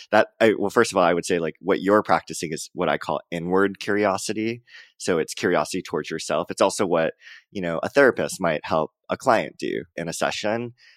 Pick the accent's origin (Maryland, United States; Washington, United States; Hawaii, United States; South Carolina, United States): Hawaii, United States; moved away; also born or lived in Joshua Tree, California; I'm from Hawaii